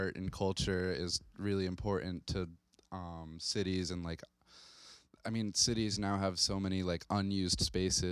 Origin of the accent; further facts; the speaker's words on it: Fitchburg, Massachusetts, United States; I grew up in Central Mass, right outside a city called Fitchburg